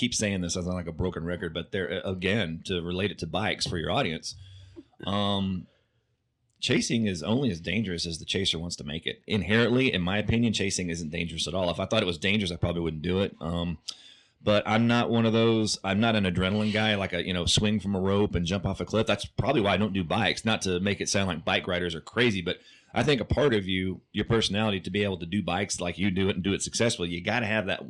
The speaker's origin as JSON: {"language": "English", "region": "Oklahoma", "country": "United States", "tie": "born or raised there", "said": "I grew up in Oklahoma."}